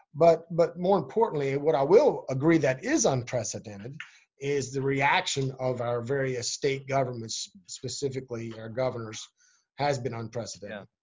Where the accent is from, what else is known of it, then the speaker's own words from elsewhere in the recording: Berkeley County, Swan Pond, West Virginia, United States; I grew up in Berkeley County on a farm in Swan Pond.